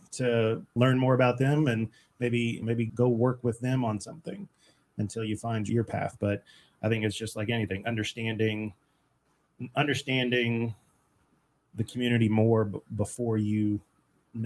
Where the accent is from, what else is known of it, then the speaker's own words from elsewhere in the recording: Brenham, Texas, United States; also born or lived in Georgetown, Texas / Boston; now in Kerrville, United States; Brenham, Texas, born and raised